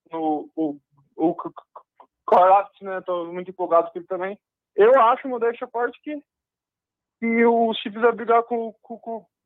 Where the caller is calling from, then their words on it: Nova Granada, São Paulo, Brazil; Nova Granada, interior de São Paulo.